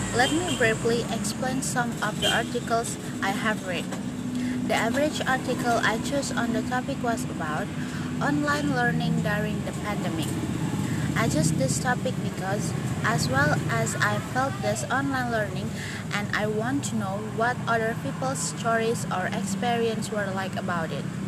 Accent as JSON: {"language": "English", "area": "Lombok", "region": "West Nusa Tenggara", "country": "Indonesia", "also_born_or_lived": "Depok, West Java", "said": "I'm from Lombok. I live in Pohgading village with my family. Um, I was born in Depok, West Java"}